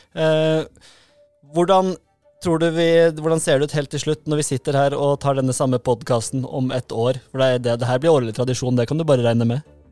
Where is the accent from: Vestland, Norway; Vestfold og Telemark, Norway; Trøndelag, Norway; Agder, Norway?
Agder, Norway; Grimstad; Vi er, er fra Grimstad